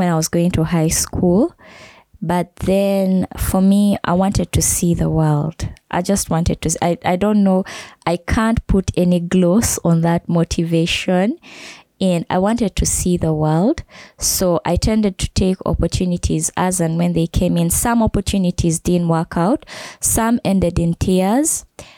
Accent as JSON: {"language": "English", "country": "Kenya", "tie": "born or raised there", "moved": "yes", "lives_now": "Uganda", "said": "I grew up in Kenya"}